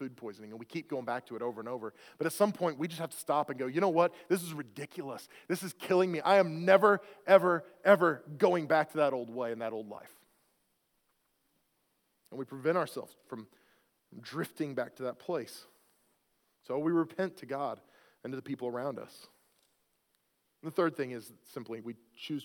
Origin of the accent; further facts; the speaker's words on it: Oklahoma, United States; I grew up in Oklahoma